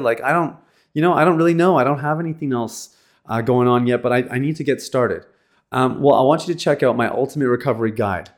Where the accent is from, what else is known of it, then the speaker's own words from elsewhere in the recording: Canada; I'm from Canada